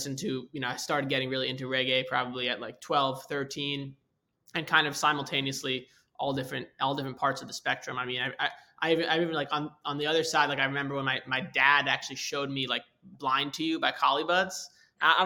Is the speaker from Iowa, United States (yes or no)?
no; New York, United States; I grew up in New York